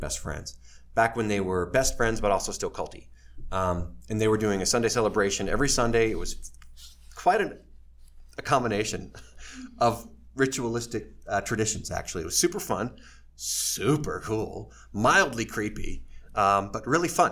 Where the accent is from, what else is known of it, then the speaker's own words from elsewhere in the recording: Kanab, Utah, United States; also born or lived in Chicago, Illinois / New York; I graduated number 2 in Kanab High School's class of 92